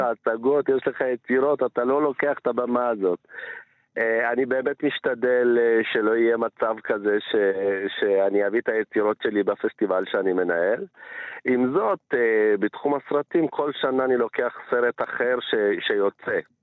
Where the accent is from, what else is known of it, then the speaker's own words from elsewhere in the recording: village near Mount Ambover, Amhara, Ethiopia; now in Israel; אני עוד כילד הייתי, התגוררתי בכפר מצ'ה למרגלות הר אמבובר